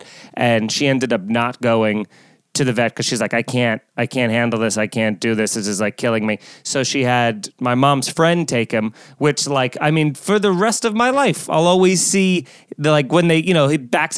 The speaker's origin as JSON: {"language": "English", "area": "Long Island", "region": "New York", "country": "United States", "tie": "born or raised there", "said": "I grew up in Long Island in a big pet household"}